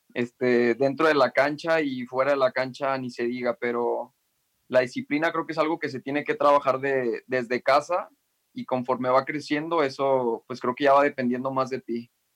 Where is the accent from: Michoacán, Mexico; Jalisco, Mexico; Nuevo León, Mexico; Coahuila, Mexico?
Jalisco, Mexico; El Salto; yo soy de, del Salto, Lomas del Verde, se llama la colonia